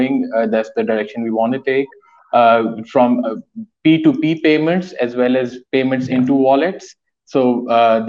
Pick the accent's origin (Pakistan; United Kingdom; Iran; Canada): Pakistan; we are Pakistanis, we've been born and brought up in Pakistan